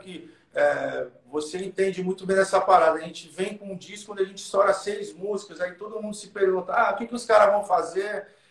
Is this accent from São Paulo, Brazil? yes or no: yes; Santos, São Paulo, Brazil; A gente a gente é de Santos